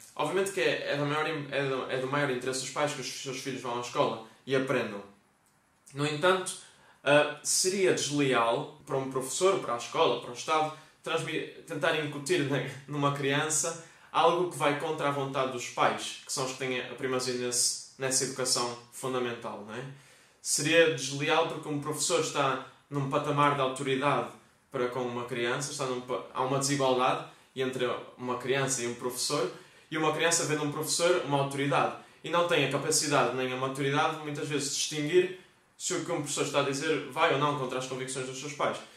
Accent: Vila Nova de Famalicão, Norte, Portugal; Famalicão, minha terra

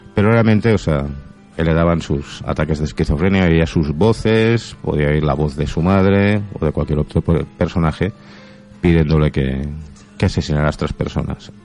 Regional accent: Catalonia, Spain

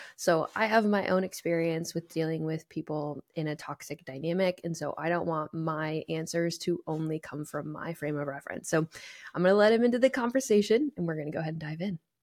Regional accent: New England, United States; moved away; I grew up in New England

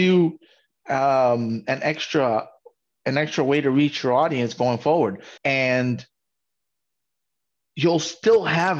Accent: New York, United States; I'm from New York, and there was a time in my life where I said, I like everything but country.

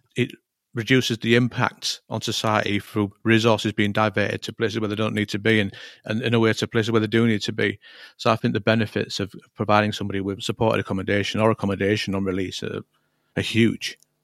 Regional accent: Hull, Yorkshire and the Humber, United Kingdom; moved away as an adult; I was born and raised in Hull

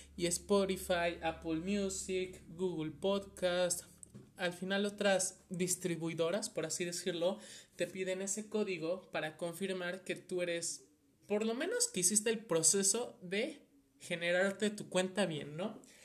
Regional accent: Mexico; soy de México

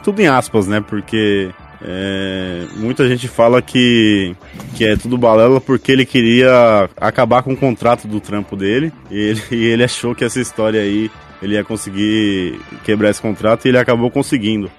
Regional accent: Brazil; Eu sou brasileiro

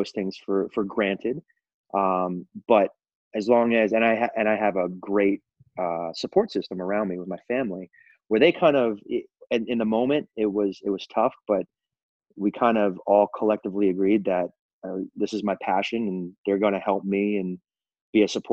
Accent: Central Florida, United States; moved away as an adult; also born or lived in Belgium / Puerto Rico; I'm originally from Florida, from Central Florida

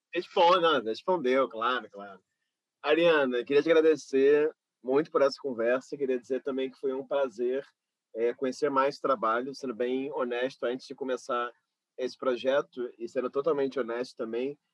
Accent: Rio de Janeiro, Brazil; do meu bairro onde eu fui criado, né? Jacarepaguá, no Rio de é? Janeiro.

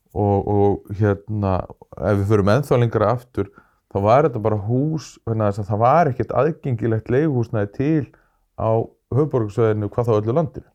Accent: Kristnes, Northeastern Region, Iceland; moved away; Þannig ég hef komist aftur í mína heimasveit

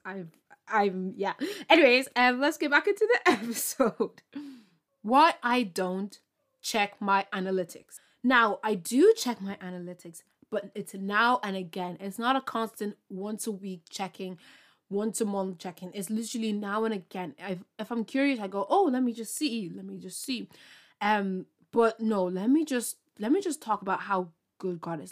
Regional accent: Ireland; I'm from Ireland

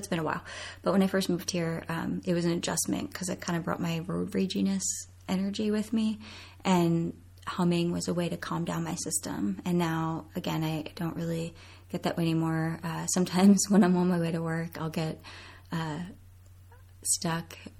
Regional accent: Coatesville, Pennsylvania, United States; now in State College, United States; I am originally from Coatesville, Pennsylvania

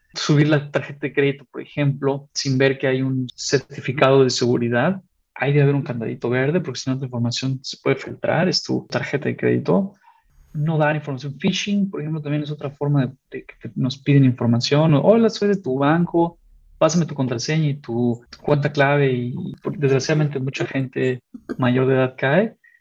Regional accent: Mexico; soy mexicano, en un sentido de dónde vengo

